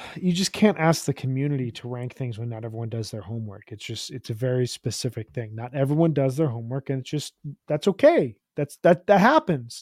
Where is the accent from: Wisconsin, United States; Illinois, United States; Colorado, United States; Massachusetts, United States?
Illinois, United States; Chicago; I'm from Chicago